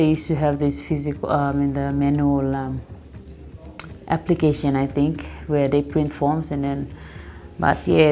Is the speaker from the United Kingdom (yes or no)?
no; New Ireland, Papua New Guinea; also born or lived in East New Britain Province / Southern Highlands Province; I hail from East New Britain Province and Southern Islands Province in Papua New Guinea, and I am born and raised in New Island.